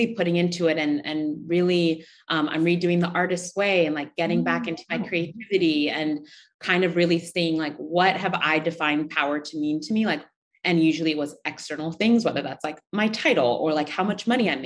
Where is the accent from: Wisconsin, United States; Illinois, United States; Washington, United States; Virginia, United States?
Washington, United States; Seattle; moved away as an adult; also born or lived in Uganda; now in New York City, United States; I was born in Uganda and I moved to the States when I was really young, 3 or 4. I grew up in Seattle, Washington, or like outside of Seattle